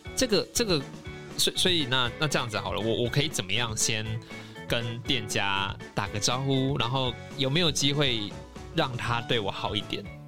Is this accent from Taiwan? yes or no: yes; Taiwan; 我可以用什么方式来prove我是台湾人吗